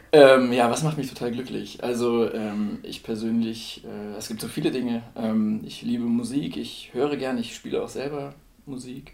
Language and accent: German; Celle, Lower Saxony, Germany; moved away as an adult; now in Würzburg, Germany; ich komme ursprünglich aus Celle